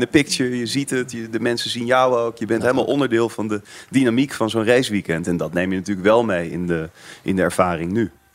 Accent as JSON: {"language": "Dutch", "country": "Netherlands", "said": "als Nederlander"}